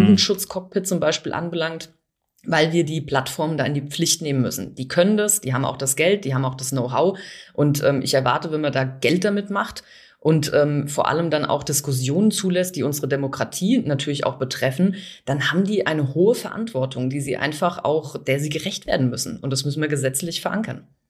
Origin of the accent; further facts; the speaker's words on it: Bavaria, Germany; bei uns in Bayern